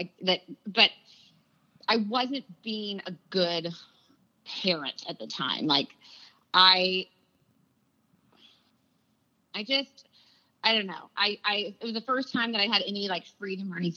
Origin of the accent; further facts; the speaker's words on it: California, United States; moved away as an adult; also born or lived in Washington, D.C.; I'm from California, and, like, winter isn't a season.